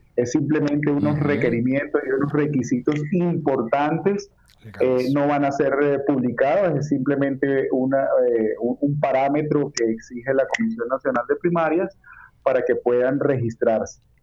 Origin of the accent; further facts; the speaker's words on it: Venezuela; now in Colombia; venezolanos, que a pesar de que estamos fuera de nuestro país